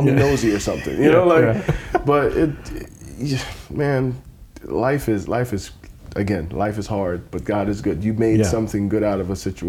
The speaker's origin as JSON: {"language": "English", "country": "Jamaica", "also_born_or_lived": "New York", "said": "And I'm Jamaican. If you know anything about the Jamaican life, it's the weed, it's the girls, it's the parties."}